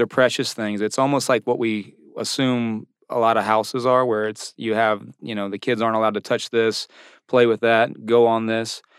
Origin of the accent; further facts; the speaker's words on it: Virginia Beach, Virginia, United States; I'm from Virginia Beach